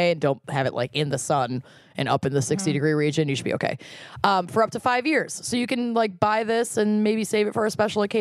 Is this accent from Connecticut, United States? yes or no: yes; Connecticut, United States; I'm from Connecticut